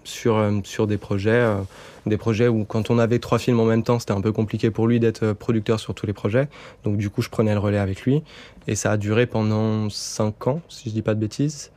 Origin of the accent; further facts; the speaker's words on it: Bordeaux, Nouvelle-Aquitaine, France; now in Paris, France; je suis redescendu à Bordeaux, ma ville natale.